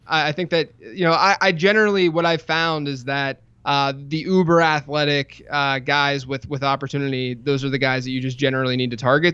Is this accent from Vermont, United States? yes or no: no; Pittsburgh, Pennsylvania, United States; I grew up in Pittsburgh, went to Pitt.